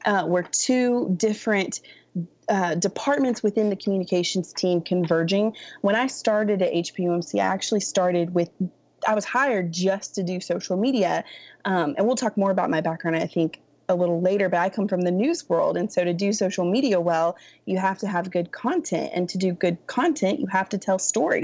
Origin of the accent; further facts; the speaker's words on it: Raleigh, North Carolina, United States; now in Dallas, United States; I was born in Raleigh.